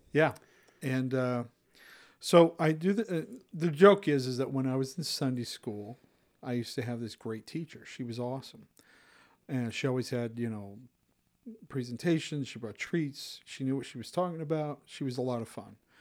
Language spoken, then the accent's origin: English; Utah, United States; also born or lived in Granger (West Valley City), Utah; I grew up in Utah County